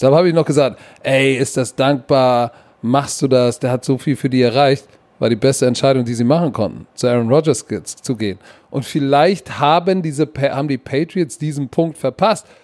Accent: Hamburg, Germany; als Junge aus Sankt Pauli

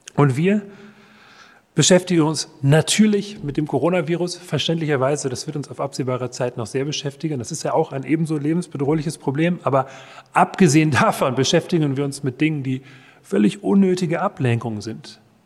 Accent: Marburg, Hesse, Germany; in meiner Heimatstadt Marburg

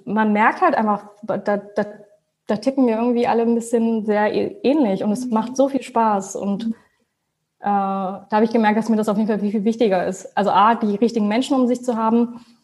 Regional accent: Hanover, Lower Saxony, Germany; also born or lived in Braunschweig / Münster; Ich komme ursprünglich aus Hannover, habe aber in Braunschweig studiert

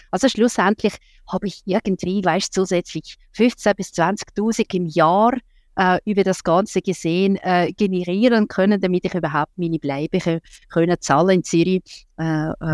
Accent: Russia; now in Switzerland; dazu mal habe ich in Russland gelebt

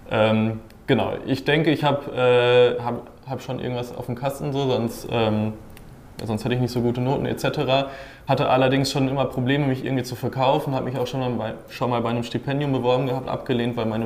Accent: Dortmund, North Rhine-Westphalia, Germany; ich komme aus Dortmund und studiere da auch an der TU Dortmund

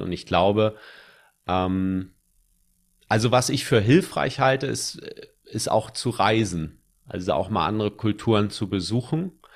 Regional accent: Germany; accent: German; sobald ich Englisch rede, hört man, dass ich Deutscher bin, weil ich einen krassen Akzent habe

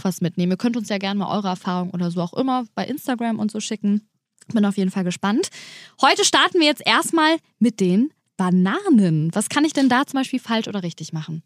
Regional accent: Germany; hier bei uns in Deutschland

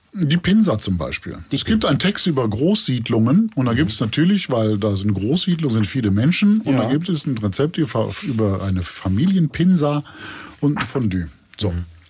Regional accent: Cologne, North Rhine-Westphalia, Germany; als Kölner

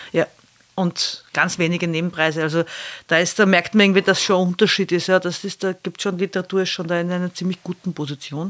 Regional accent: Austria; als Österreicherin

